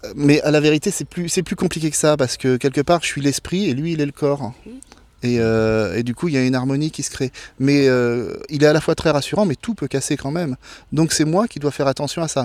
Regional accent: Blois, Centre-Val de Loire, France; je suis né à Blois, donc dans, la, dans les terres.

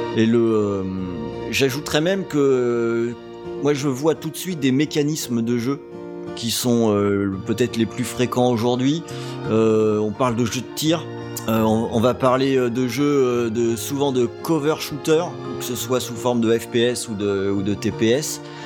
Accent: Rennes, Brittany, France; je suis Rennais

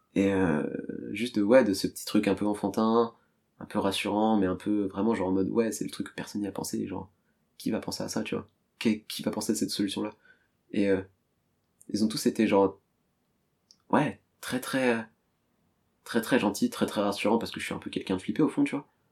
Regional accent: Paris, Île-de-France, France; je suis né à Paris

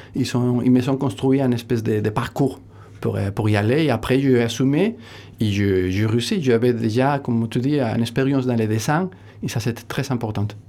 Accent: northern Spain, Spain; French is a second language; also born or lived in Munich, Germany; now in Hossegor, France; je suis du nord de l'Espagne

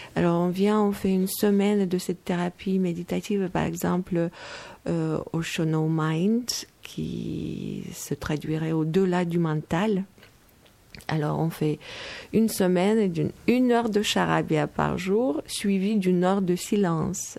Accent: Moldova; now in France; je viens de Moldavie, alors ma, mentalité est moldave

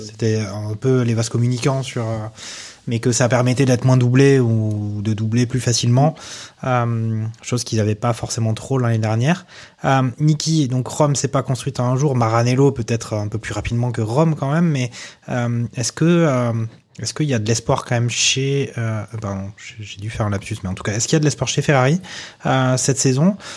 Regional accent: France; En tant que Français franchouillard

